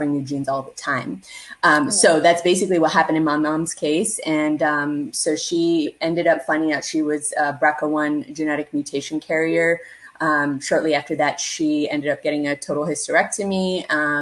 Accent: Canada; I am a first generation Canadian born South Asian

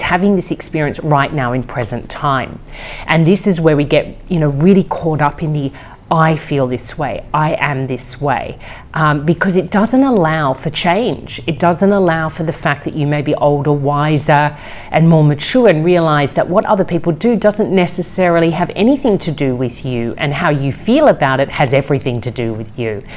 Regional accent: Australia; also born or lived in Amsterdam, Netherlands; I was born in Amsterdam, I grew up in Australia.

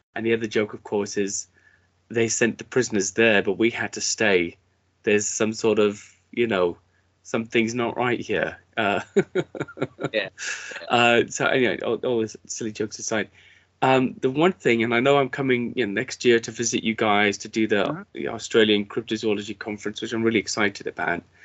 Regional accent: United Kingdom; as a British person

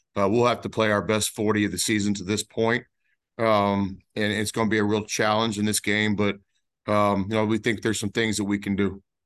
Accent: Dallas-Fort Worth Metroplex, Texas, United States; my hometown of the Dallas-Fort Worth Metroplex

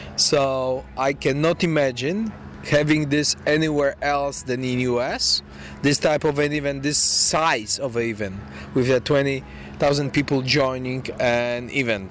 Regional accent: Poland; I'm coming from Europe, from Poland, so long way from here

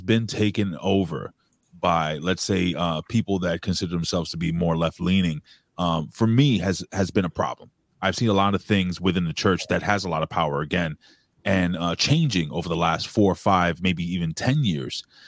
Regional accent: New York City, New York, United States; I'm born and raised in Lower East Side of New York

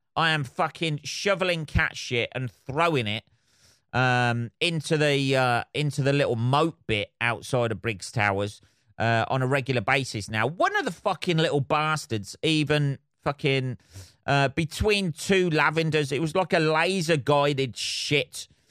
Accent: England, United Kingdom

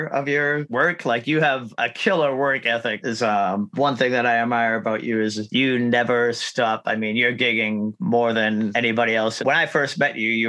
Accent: Boston, Massachusetts, United States; I grew up in Boston

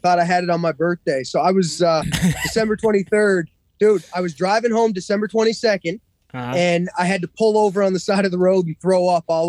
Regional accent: Cape Breton Island, Nova Scotia, Canada; I'm from Cape Breton Island.

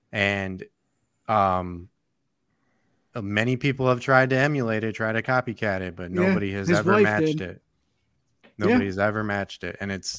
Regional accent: Chicago, Illinois, United States; I'm from Chicago and I love CM Punk. And that's my hometown hero.

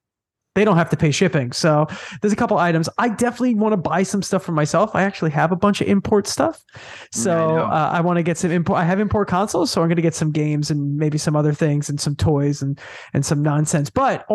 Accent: Long Island, New York, United States; I'm from Long Island, New York

